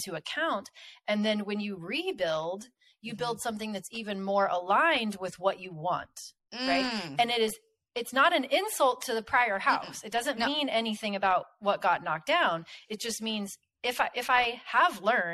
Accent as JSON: {"language": "English", "region": "Kansas", "country": "United States", "said": "where I'm from Kansas, and we have a lot of tornadoes here"}